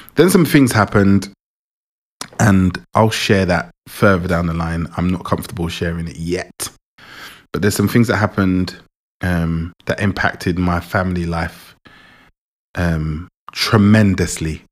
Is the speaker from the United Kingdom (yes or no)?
yes; England, United Kingdom; also born or lived in Jamaica; I was born in Jamaica, was born in Jamaica, and I came to England four years old